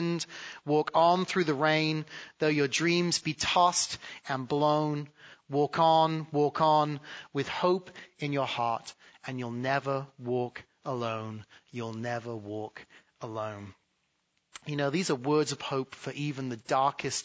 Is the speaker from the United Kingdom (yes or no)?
yes; England, United Kingdom; moved away as an adult; now in United States; growing up in England